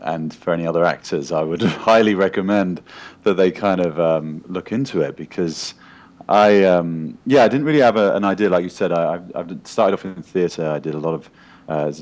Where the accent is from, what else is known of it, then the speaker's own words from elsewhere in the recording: United Kingdom; moved away as an adult; now in Los Angeles, United States; I'm a British actor, but I live in Los Angeles now for the last 5 or 6 years